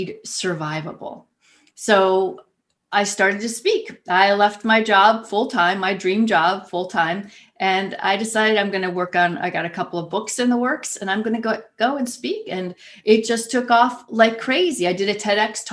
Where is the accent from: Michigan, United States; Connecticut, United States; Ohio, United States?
Ohio, United States; back here in my home state of Ohio, in little Youngstown, Ohio